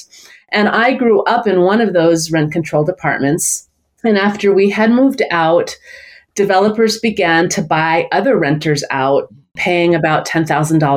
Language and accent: English; New York City, New York, United States; I grew up in Brooklyn, New York